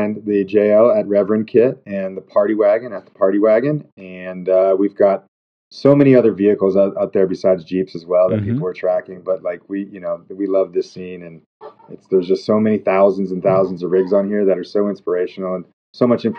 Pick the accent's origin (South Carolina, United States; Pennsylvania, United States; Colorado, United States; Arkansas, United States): Colorado, United States; Durango; I grew up down in Durango, Colorado